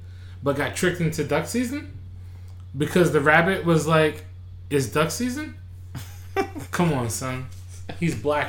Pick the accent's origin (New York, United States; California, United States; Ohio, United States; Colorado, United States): New York, United States; New York City; as a kid growing up in Catholic school in Brooklyn, I immediately knew I was the black kid.